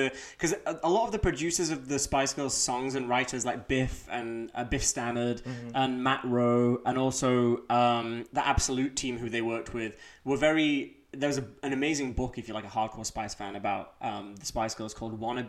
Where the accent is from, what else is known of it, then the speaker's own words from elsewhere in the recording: Leeds, Yorkshire and the Humber, United Kingdom; accent: Leeds; But I can pull my Leeds accent back anytime you like.